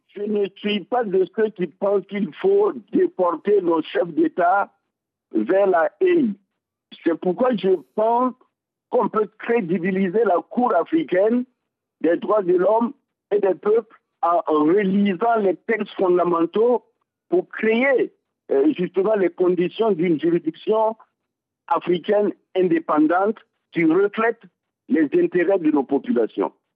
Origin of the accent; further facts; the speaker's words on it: Burkina Faso; chez nous, au Burkina